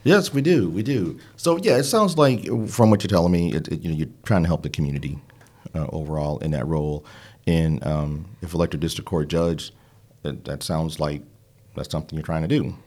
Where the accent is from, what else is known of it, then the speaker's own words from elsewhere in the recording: Midwest, United States; now in Charlotte, United States; We're both from the Midwest and somehow found ourselves in Charlotte